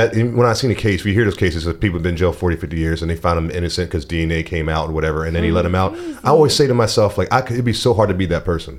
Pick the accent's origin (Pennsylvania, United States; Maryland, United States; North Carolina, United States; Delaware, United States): Maryland, United States; near Baltimore; moved away as an adult; now in Brooklyn, New York, United States; I grew up near Baltimore.